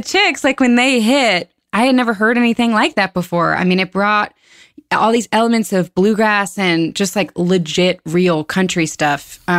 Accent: Birmingham, Alabama, United States; I grew up in Alabama

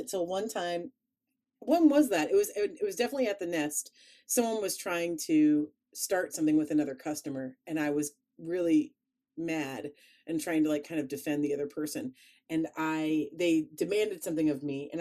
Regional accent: Columbus, Ohio, United States; accent: flat Midwestern; also born or lived in Chicago; my Columbus, where we are now, my hometown

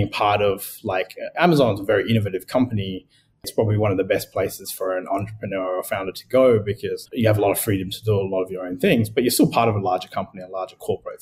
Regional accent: Adelaide, South Australia, Australia; moved away as an adult; also born or lived in Sri Lanka / United Kingdom / United States; now in Singapore; I'm originally Sri Lankan, but I grew up in Australia

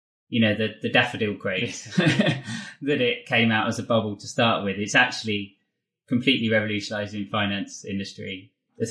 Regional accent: England, United Kingdom; as English people

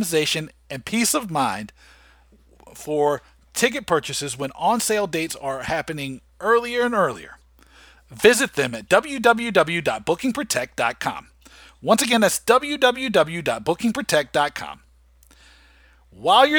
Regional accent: United States; accent: American; my dirty American accent.

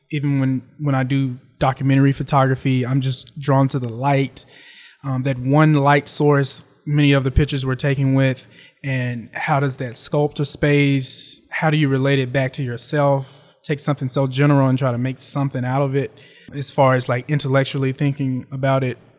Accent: West Memphis, Arkansas, United States; now in New York, United States; I grew up in West Memphis, Arkansas, but I always had family in Memphis.

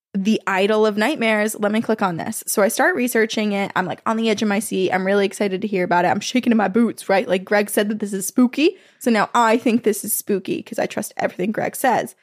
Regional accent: Vermont, United States; my childhood home growing up in Vermont

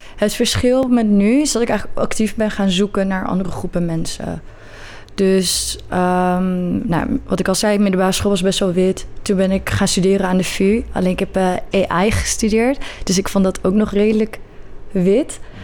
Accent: Netherlands; Ik ben hier opgegroeid, hier ook geboren, maar allebei mijn ouders komen uit Marokko

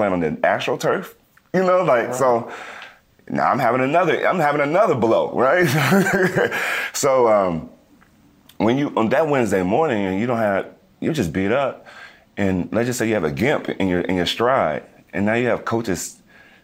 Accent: Las Vegas, Nevada, United States; I grew up in Las Vegas

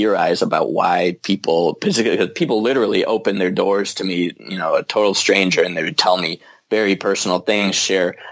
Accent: United States; also born or lived in Spain; now in Los Angeles, United States; I'm American

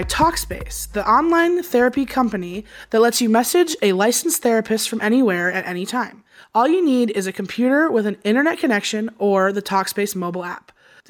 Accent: Chicago, Illinois, United States; I'm from Chicago.

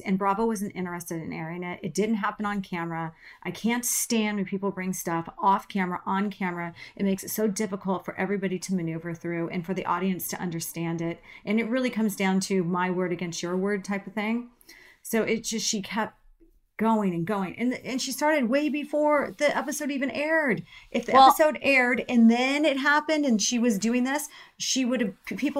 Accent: Nigeria; Wendy, I'm a Nigerian queen with no time for mean.

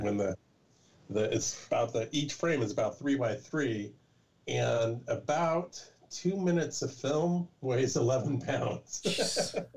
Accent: California, United States; I'm from California, born and bred

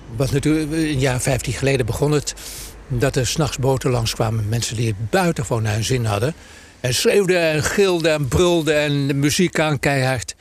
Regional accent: Amsterdam, North Holland, Netherlands; we zijn geboren en getogen in Amsterdam

